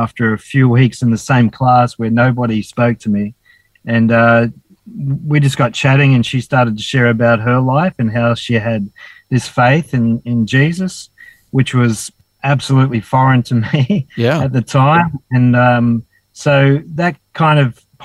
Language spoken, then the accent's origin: English; Dapto, New South Wales, Australia; also born or lived in Wollongong; now in Cooktown, Australia; I was born in Wollongong Hospital and grew up in a little town called Dapto near Wollongong